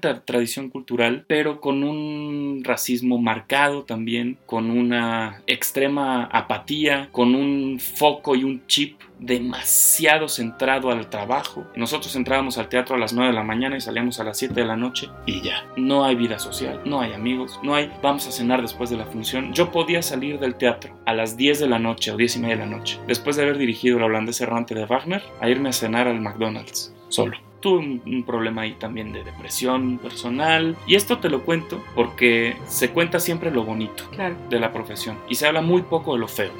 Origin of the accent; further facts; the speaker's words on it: Guanajuato, Mexico; moved away as an adult; also born or lived in Germany; Yo me considero orgullosamente guanajuatense, lo digo siempre a donde voy, represento con mucho orgullo a mi estado